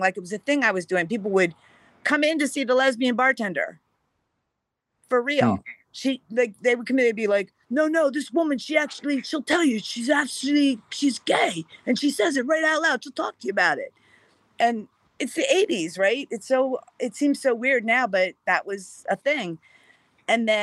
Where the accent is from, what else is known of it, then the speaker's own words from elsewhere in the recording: Columbia, Pennsylvania, United States; now in Southern California, United States; I was born in Columbia, Pennsylvania, on the Susquehanna River